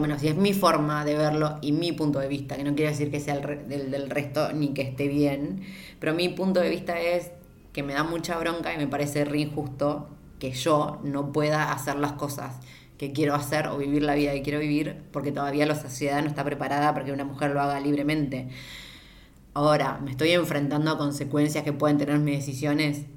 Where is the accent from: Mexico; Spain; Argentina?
Argentina; yo siendo argentina